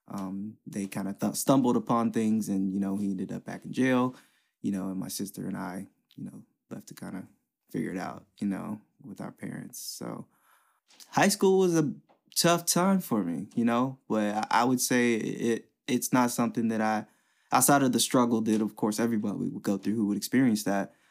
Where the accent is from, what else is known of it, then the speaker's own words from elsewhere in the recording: West Chester, United States; long story short, uh, with growing up in West Chester, it just taught me so much about people